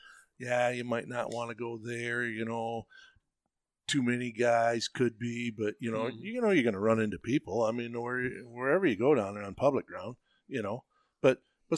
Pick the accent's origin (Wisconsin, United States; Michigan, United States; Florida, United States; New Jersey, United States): Michigan, United States; Hey, well, I'm from Michigan, you know, how's it going?